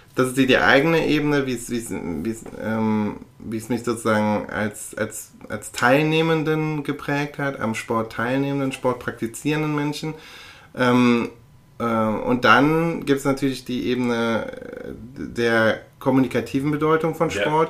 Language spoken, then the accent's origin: German; Aachen, North Rhine-Westphalia, Germany; moved away; in meiner Geburtsstadt bin, nämlich in Aachen.